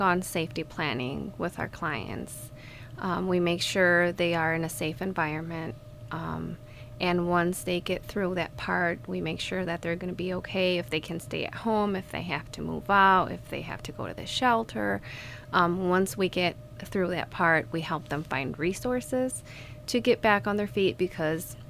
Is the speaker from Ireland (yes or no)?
no; Mexico; moved away as an adult; also born or lived in Ohio, United States; now in Kalamazoo, United States; I grew up in Mexico. I just moved here last year in August. I was born in the state of Ohio, and my parents took me back to Mexico when I was a baby